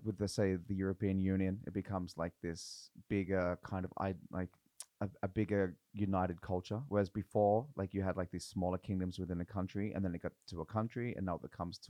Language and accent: English; Australia; now in Norway; it was difficult to come over as an Australian.